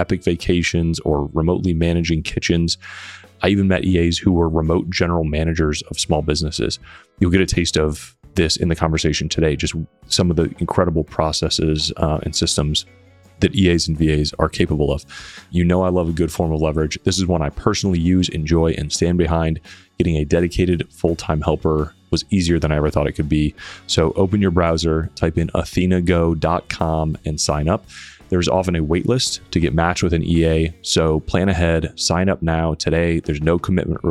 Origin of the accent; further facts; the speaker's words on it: Michigan, United States; We both grew up in Michigan